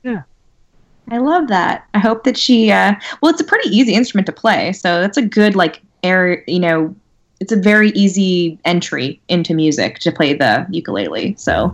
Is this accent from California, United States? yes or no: yes; California, United States; I'm from California